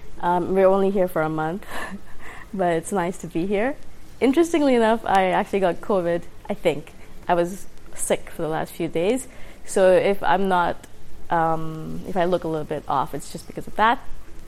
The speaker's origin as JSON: {"language": "English", "country": "India", "tie": "born there", "also_born_or_lived": "Middle East / Dubai", "said": "And even though I was born in India, we moved in the Middle East a lot, maybe 5 or 6 different countries. And the last high school that I attended was in Dubai."}